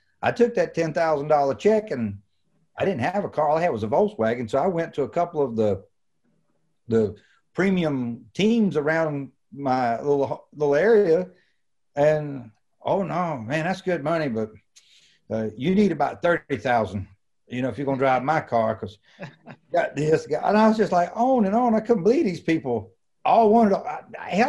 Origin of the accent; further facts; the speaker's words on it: Roxboro, North Carolina, United States; get home to Roxborough, which is an hour and a half away